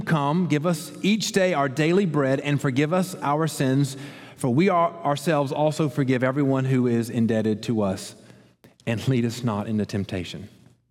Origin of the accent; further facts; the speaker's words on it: Columbus, United States; I grew up in Columbus